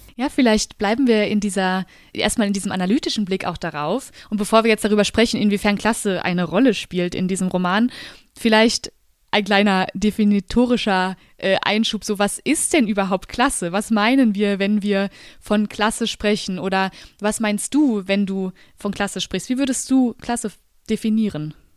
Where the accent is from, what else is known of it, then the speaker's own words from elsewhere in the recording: Germany; an der Mosel, wo ich herkomme